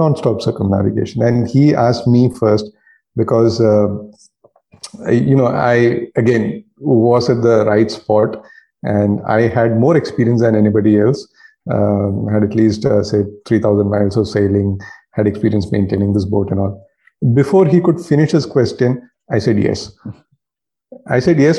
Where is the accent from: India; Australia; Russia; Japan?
India